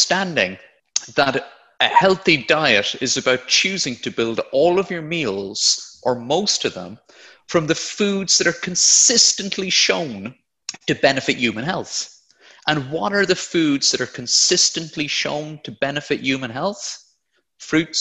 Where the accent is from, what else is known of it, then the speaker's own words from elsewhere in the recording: Blarney, Munster, Ireland; moved away as an adult; now in United Kingdom; I'm from Blarney in County Cork, but moved over to the UK about 10 years ago now